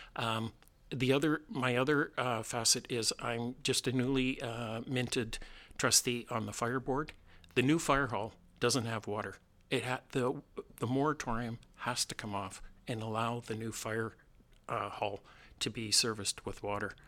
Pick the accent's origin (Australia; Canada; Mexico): Canada; Southern Ontario; moved away as an adult; also born or lived in Vancouver; now in Salt Spring Island, Canada; my background is I grew up in Southern Ontario